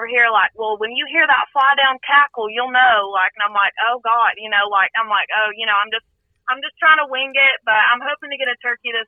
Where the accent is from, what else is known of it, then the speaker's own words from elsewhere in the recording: Cherokee County, Georgia, United States; now in Acworth, United States; I'm from Cherokee County. Basically lived there my whole life.